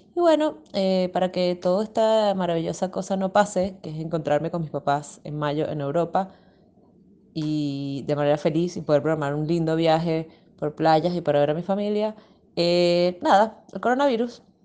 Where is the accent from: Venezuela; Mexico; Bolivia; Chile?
Venezuela; now in Argentina; yo soy venezolana